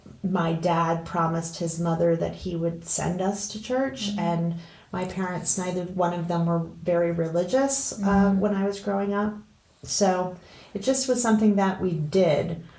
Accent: eastern Pennsylvania, United States; I grew up here in Pennsylvania, eastern Pennsylvania, and I just love being a Pennsylvanian

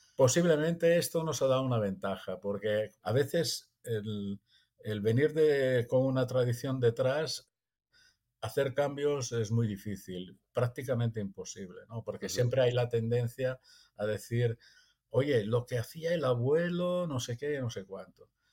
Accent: Italy; now in Empuriabrava, Spain; soy italiano

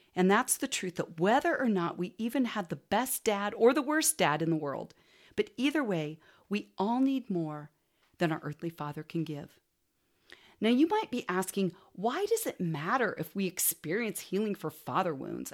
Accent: Portland, Oregon, United States; also born or lived in California; when I was in fourth grade, we moved from California to Portland so my dad could go to Western Seminary

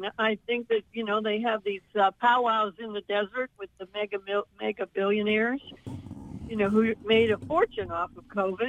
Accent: United States

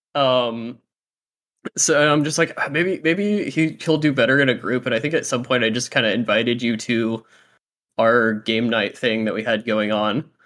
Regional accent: Fort Walton Beach, Florida, United States; I'm, like, from, uh, like, Fort Walton

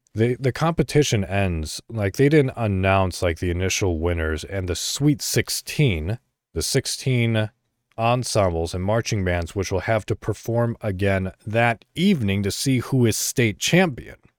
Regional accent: Illinois, United States; moved away; I'm initially from Illinois

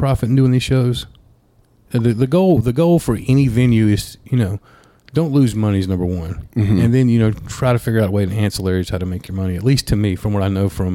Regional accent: Ashford, Alabama, United States; moved away as an adult; also born or lived in Auburn, Alabama; I'm from Ashford, but I went, you know, lived in Auburn for a little bit

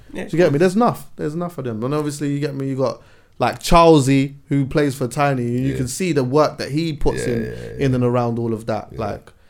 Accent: Jamaica; See, like, as a Jamaican as well, yeah.

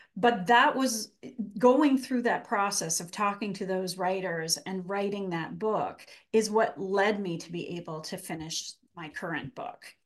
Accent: Canada; accent: Canadian; moved away as an adult; now in Massachusetts, United States; I am Canadian. I grew up in Canada and, um, lived there until I went to college

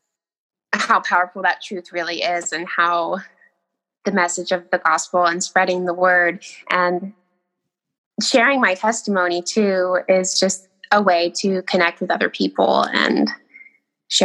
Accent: Millinocket, Maine, United States; I grew up in Millinocket, Maine, really small town.

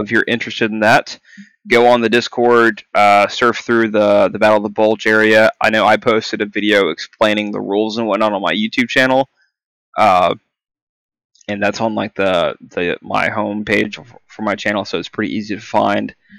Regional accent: Texas, United States; moved away as an adult; also born or lived in Kansas; now in California, United States; I'm from Texas and moved here to Cali for my time in service.

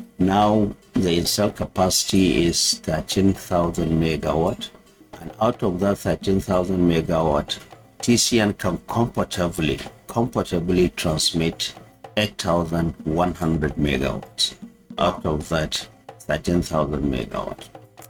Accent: Lilwe, Kano State, Nigeria; I was born in Kano, in Lilwe, that is my hometown, in 1967.

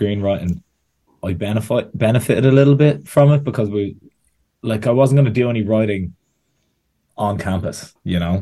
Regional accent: Bettystown, County Meath, Ireland; I'm from Bettystown in Meath, which is just the tiny bit of coast that Meath has that no one thinks exists

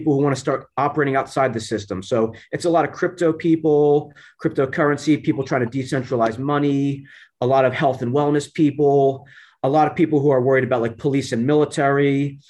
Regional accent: New Jersey, United States; moved away; I'm from New Jersey originally, but I left the Northeast a long time ago. So I live a nomadic life these days.

